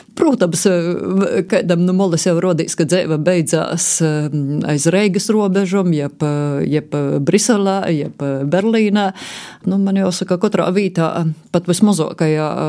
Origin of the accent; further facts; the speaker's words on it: Varakļāni, Latgale, Latvia; Esmu dzimusi eh, Varakļonos, un visa mana bērnība ir aizvadīta eh, vēl mazliet vairāk uz eh, Murmastīnas pusi